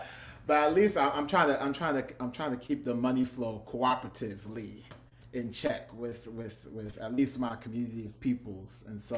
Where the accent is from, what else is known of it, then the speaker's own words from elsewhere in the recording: Newark, New Jersey, United States; people thought that I lived in Brooklyn, and I was like, nah, I'm from Jersey. I'm from Newark.